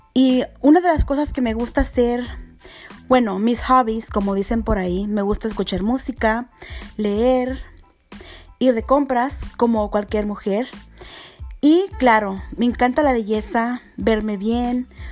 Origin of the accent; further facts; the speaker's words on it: Azusa, California, United States; also born or lived in Los Angeles; Yo soy de Azusa, que es condado de Los Ángeles.